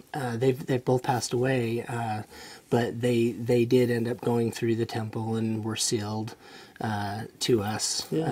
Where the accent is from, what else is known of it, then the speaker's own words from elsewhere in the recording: Hyde Park, Utah, United States; also born or lived in Orem, Utah; I was born in rural Hyde. Well, I was born in Orem, but we moved to Hyde Park when I was very young.